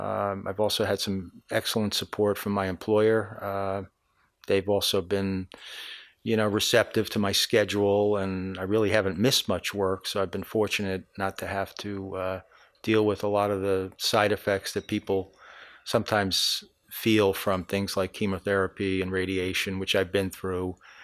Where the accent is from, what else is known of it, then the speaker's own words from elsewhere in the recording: Valley Stream, New York, United States; I was born in New York, Long Island, Valley Stream. Grew up there